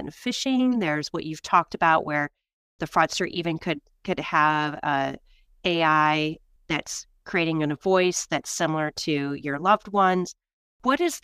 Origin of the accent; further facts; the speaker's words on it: Michigan, United States; now in New York, United States; I'm from the Midwest. I'm from Michigan.